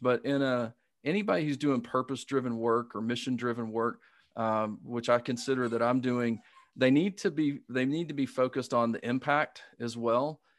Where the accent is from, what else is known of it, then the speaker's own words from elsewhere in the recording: Alabama, United States; accent: Southern; I grew up in Alabama